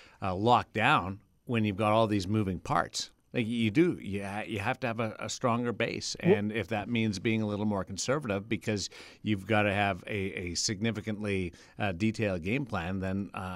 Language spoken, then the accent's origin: English; Manitoba, Canada; I grew up in Manitoba. I've seen plenty of agriculture and livestock.